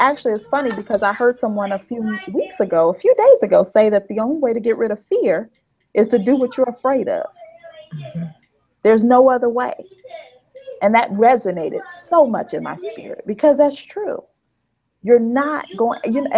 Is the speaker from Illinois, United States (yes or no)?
yes; Chicago, Illinois, United States; also born or lived in Boise, Idaho / Pennsylvania; I'm from the South Side of Chicago